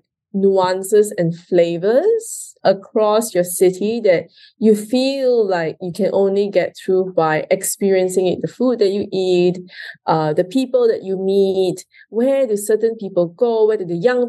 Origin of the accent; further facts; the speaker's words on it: Kuala Lumpur, Malaysia; moved away as an adult; also born or lived in India; I was actually born and raised in Malaysia, in Kuala Lumpur